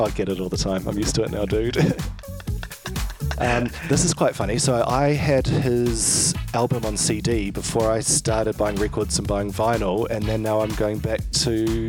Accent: New Zealand; now in Australia; I'm a Kiwi.

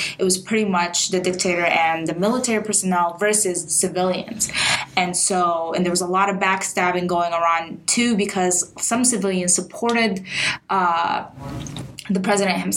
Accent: Libya; now in United States; I'm from Libya

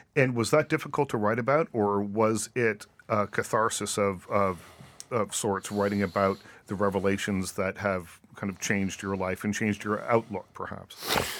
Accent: Nova Scotia, Canada; moved away; I grew up in Nova Scotia

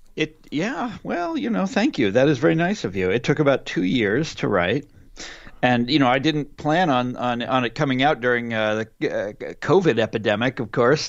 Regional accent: Kansas, United States; in my home state of Kansas.

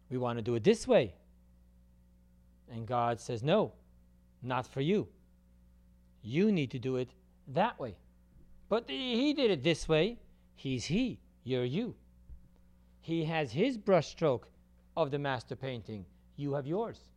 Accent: California, United States; I grew up in California in my high school years.

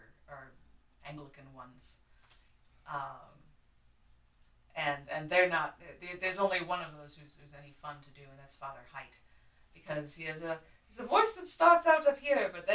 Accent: Chicago, Illinois, United States; moved away; I was born in Chicago. I was born and raised a Cubs fan

